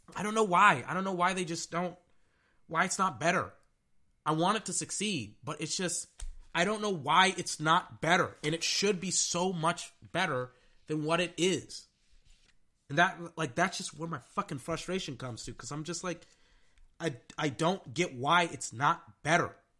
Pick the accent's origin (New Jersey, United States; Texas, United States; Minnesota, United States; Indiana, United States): Texas, United States; I'm from Texas